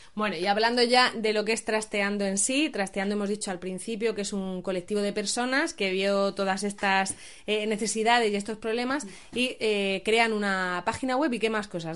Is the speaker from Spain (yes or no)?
yes; Region of Murcia, Spain; varias somos de Murcia